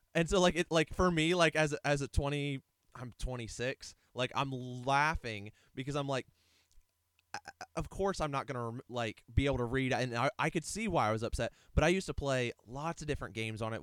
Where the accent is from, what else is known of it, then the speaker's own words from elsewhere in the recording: Ohio, United States; also born or lived in Alliance, Ohio / Eaton, Ohio; we moved from Alliance, Ohio to Eaton, Ohio, um, with my dad's job change